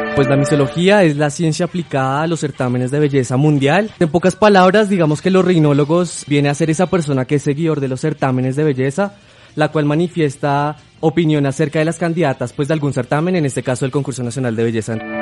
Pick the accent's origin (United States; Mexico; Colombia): Colombia; nuestro país